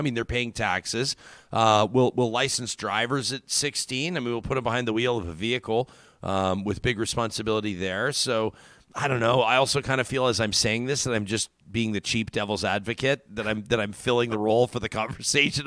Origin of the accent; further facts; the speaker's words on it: Calgary, Alberta, Canada; when I was sixteen, I was a full-blown right-winger growing up in South Calgary